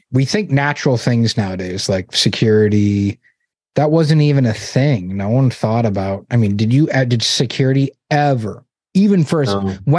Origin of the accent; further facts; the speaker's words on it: Massachusetts, United States; I grew up in Massachusetts